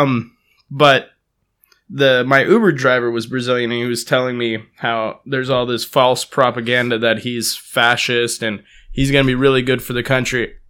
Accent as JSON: {"language": "English", "town": "Palo Alto", "region": "California", "country": "United States", "tie": "born or raised there", "also_born_or_lived": "San Jose", "said": "I left to college from Palo Alto. I grew up in Palo Alto"}